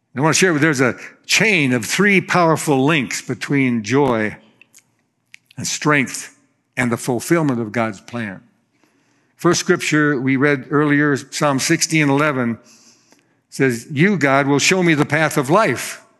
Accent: Florida, United States; I'm from Florida

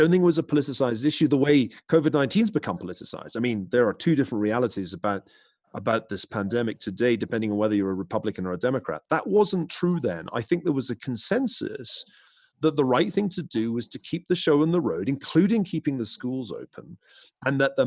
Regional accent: Glasgow, Scotland, United Kingdom; growing up in Glasgow in the west of Scotland

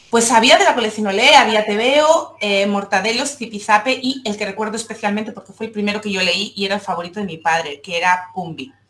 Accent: Seville, Andalusia, Spain; now in Barcelona, Spain; vivo en Barcelona, pero soy sevillana

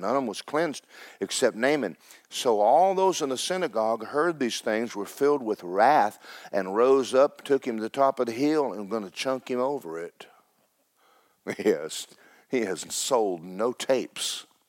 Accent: North Carolina, United States; First time I was born in North Carolina as

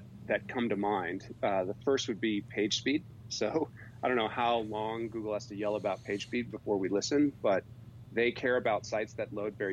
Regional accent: East Coast, United States; moved away as an adult; now in Utah, United States; I grew up on the East Coast, but was a skier and fell in love with the West. And so after college, I moved to Utah

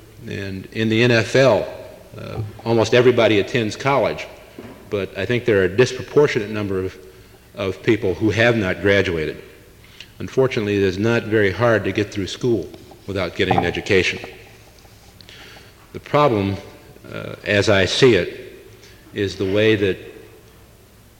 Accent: Canton, Ohio, United States; I grew up in Canton, Ohio

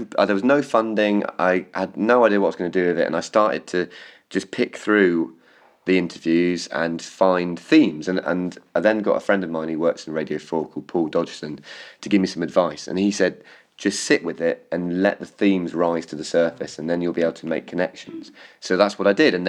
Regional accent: Cornwall, South West England, United Kingdom; accent: Cornish; moved away as an adult; I grew up in Cornwall

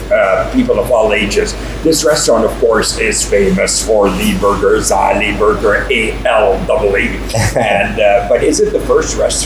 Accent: California, United States; I come from California.

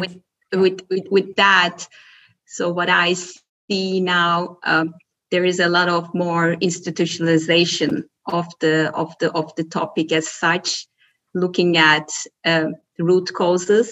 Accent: Turkey; moved away as an adult; also born or lived in Belgium; now in Germany; I'm born and raised in Turkey, spent half of my life in my home country and the other half living in uh, living abroad in Belgium and Germany

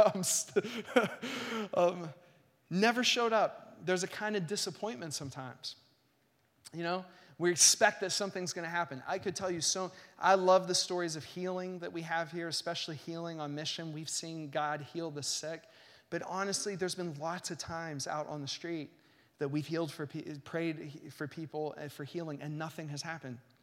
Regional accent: United States; American Christians

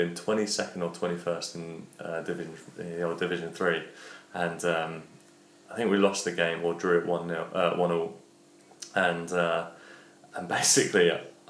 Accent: London, United Kingdom; I grew up in Walthamstow, so that's the local link's always been there. I still live in East London as well myself

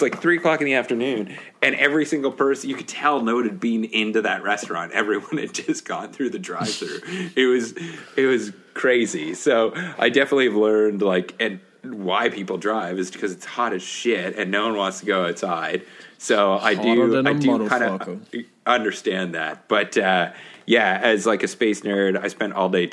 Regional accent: Canada; I'm from Canada

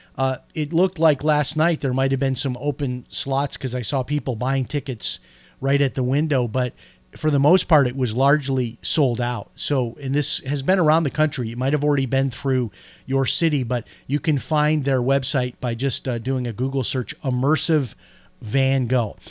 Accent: Chicago, Illinois, United States; moved away; when I grew up in Chicago

